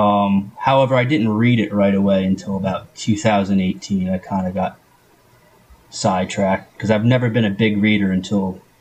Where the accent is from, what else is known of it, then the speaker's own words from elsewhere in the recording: New Jersey, United States; Yeah, that's my mailing address was actually Hackettstown, but I lived in Morris County.